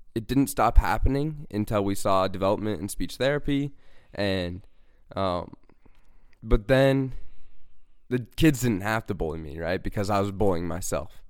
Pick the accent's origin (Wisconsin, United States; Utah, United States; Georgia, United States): Utah, United States; Bountiful; I'm from Bountiful, Utah